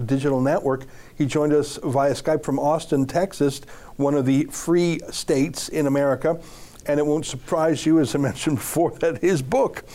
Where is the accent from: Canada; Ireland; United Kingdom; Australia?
Canada; up here in Canada